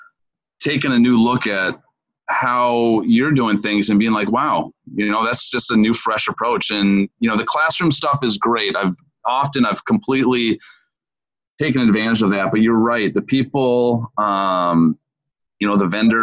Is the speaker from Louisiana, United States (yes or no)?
no; Minneapolis, Minnesota, United States; moved away as an adult; now in Fort Myers, United States; I'm originally from Minneapolis, Minnesota, and currently for the last 13 years have lived down here in Southwest Florida